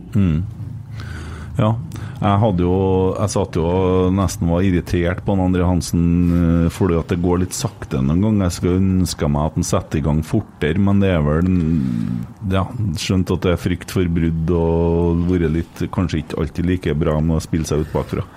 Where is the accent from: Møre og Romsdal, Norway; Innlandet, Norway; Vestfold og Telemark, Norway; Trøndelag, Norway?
Trøndelag, Norway; Bjugn; Jeg kommer fra Fosen